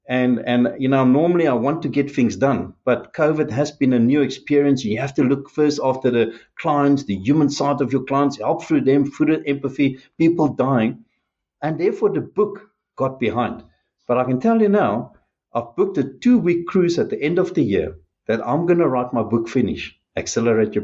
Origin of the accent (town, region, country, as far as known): South Africa